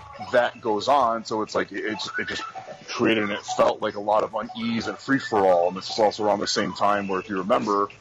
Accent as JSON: {"language": "English", "town": "Chicago", "region": "Illinois", "country": "United States", "said": "we're both from Chicago"}